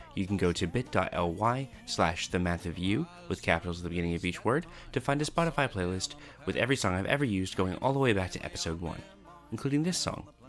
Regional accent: Canada; I'm Canadian

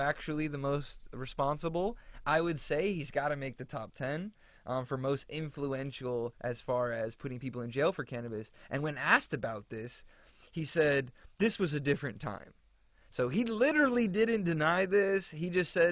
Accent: Florida, United States; moved away as an adult; now in California, United States; my home state, Florida

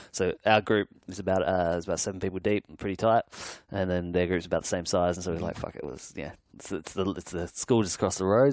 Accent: Adelaide, South Australia, Australia; now in Sydney, Australia; I grew up in Adelaide and I live in Sydney now

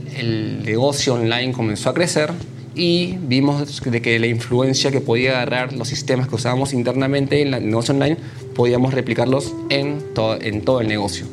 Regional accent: Peru; also born or lived in China; cuando regresé a Perú

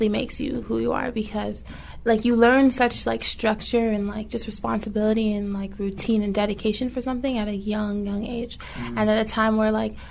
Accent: Toronto, Ontario, Canada; we were from Toronto

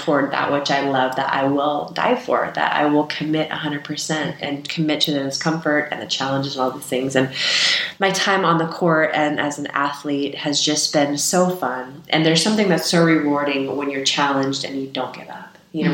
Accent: California, United States; Yeah, and I grew up in the Bay Area, so Chris Mullin, who was on the team as well, and Tim Hardaway

